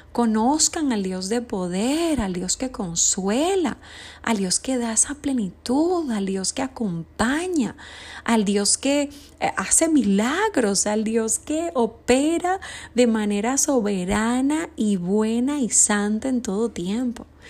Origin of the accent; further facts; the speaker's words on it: Dominican Republic; Ayer fue la celebración en mi país, República Dominicana